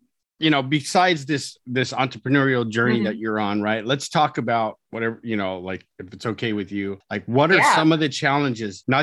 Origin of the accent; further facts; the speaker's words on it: California, United States; accent: California accent; I'm from California.